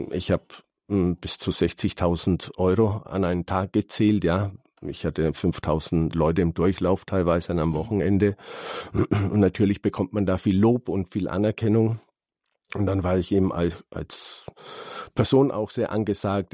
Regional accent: Calabria, Italy; moved away; Ich bin ja aus Süditalien, aus Kalabrien

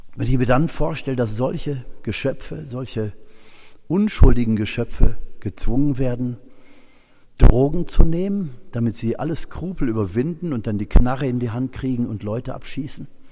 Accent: Germany; Wir als Deutsche

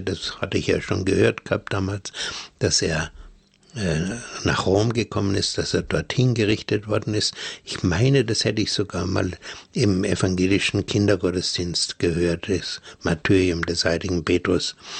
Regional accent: Germany; also born or lived in Bavaria; bei uns in Deutschland

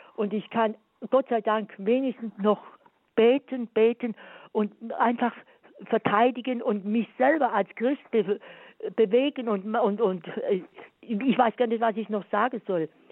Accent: Swabia, Germany; ich bin sogar Schwäbin

